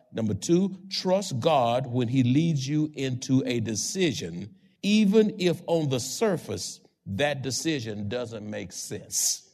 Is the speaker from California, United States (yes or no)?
no; Houston, Texas, United States; moved away as an adult; now in San Antonio, United States; I was born in Houston, had friends in Houston, all over Houston, went to college in Houston